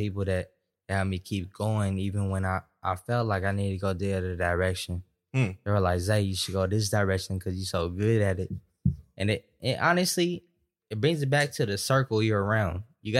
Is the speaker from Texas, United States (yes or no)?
no; Stockton, California, United States; I'm from Stockton, California.